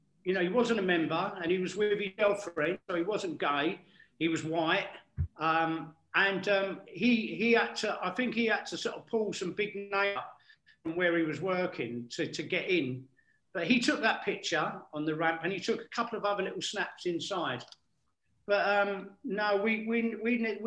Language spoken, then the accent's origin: English; England, United Kingdom